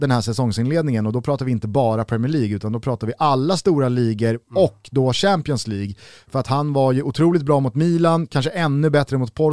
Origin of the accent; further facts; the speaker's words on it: Sweden; Och det tycker man som svensk är extra kul.